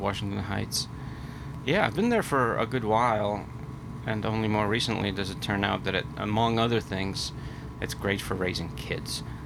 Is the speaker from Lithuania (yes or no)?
yes; Vilnius, Vilnius County, Lithuania; moved away as an adult; also born or lived in Philadelphia; now in New York, United States; I grew up in Lithuania. Uh, I moved to Philadelphia when I was uh, 19